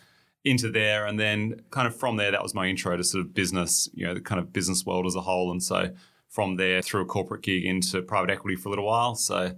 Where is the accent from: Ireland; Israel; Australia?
Australia; Tasmania; So I grew up in Tasmania, finished year 12 down there.